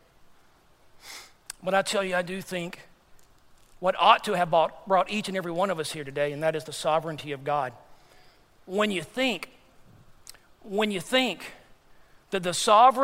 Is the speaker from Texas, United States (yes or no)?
yes; Texas, United States; moved away; also born or lived in Dar es Salaam, Tanzania; we're both from Texas